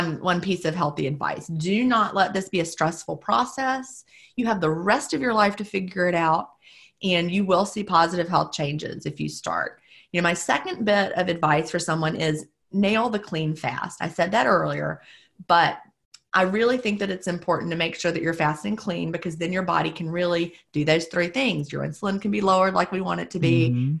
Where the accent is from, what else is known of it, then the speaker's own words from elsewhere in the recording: the American South, United States; being a Southerner